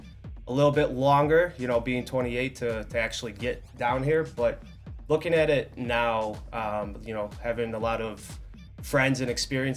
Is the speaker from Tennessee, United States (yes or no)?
no; Tinley Park, Illinois, United States; also born or lived in Frankfort Square, Illinois; now in Chicago, United States; Originally from South Suburbs. So grew up in Tinley Park.